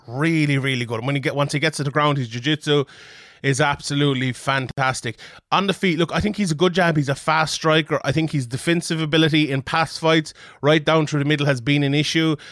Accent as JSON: {"language": "English", "country": "Ireland", "said": "as an Irishman"}